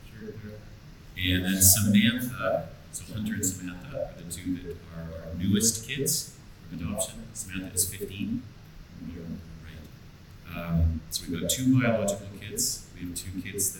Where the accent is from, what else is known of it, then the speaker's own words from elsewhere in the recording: White Rock, British Columbia, Canada; I'm from White Rock, opposite coast